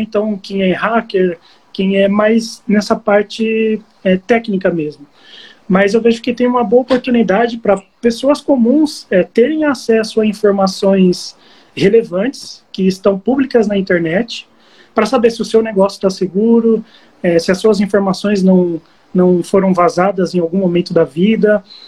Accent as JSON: {"language": "Portuguese", "town": "Barueri", "region": "São Paulo", "country": "Brazil", "said": "Eu sou de Barueri. Eu moro aqui perto, perto da região de Alphaville."}